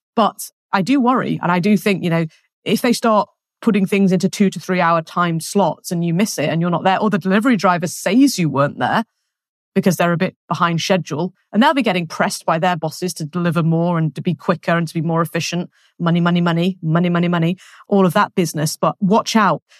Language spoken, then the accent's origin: English; England, United Kingdom; moved away as an adult; now in France; I'm English.